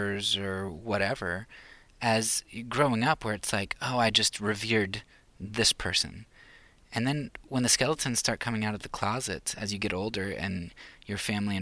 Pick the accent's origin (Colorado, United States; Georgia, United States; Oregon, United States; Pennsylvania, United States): Pennsylvania, United States; moved away; I'm from Pennsylvania